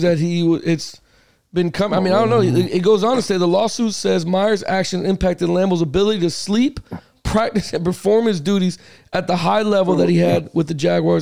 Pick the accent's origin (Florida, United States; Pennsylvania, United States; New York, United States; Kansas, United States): Florida, United States; I'm raised and born and raised in Florida.